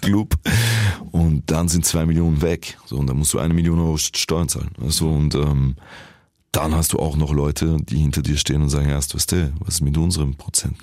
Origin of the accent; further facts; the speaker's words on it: Vienna, Austria; accent: Viennese; So als Wiener. Ich habe nie etwas anderes repräsentiert außer Wien